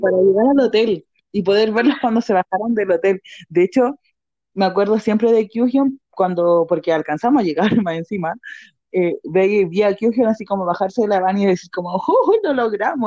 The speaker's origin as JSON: {"language": "Spanish", "town": "Santiago", "region": "Santiago Metropolitan Region", "country": "Chile", "said": "yo soy de Santiago"}